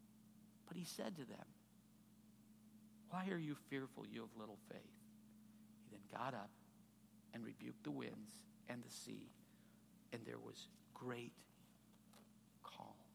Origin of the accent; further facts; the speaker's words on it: Chicago, Illinois, United States; now in Indianapolis, United States; I grew up on the Chicago suburbs.